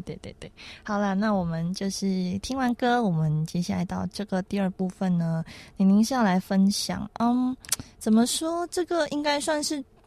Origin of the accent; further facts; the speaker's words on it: Malaysia; now in Taiwan; 我们马来西亚那边